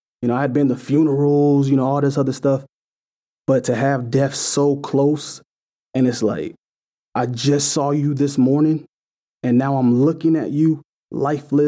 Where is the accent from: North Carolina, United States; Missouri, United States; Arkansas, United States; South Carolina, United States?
Missouri, United States; St. Louis; I grew up in St. Louis, Missouri, you know, in the middle of the hood